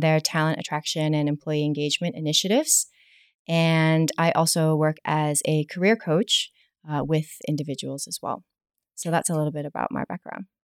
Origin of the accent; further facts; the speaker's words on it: United States; accent: American; moved away as an adult; also born or lived in New York; now in Hong Kong; As you can probably tell from my accent, I am American